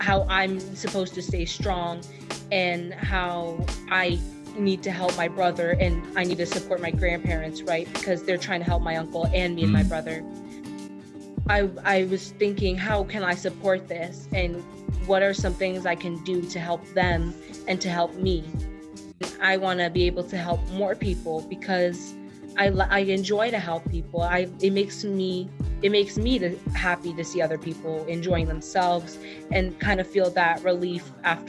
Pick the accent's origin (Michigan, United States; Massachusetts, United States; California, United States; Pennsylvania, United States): Massachusetts, United States; Boston; I'm from Boston, Massachusetts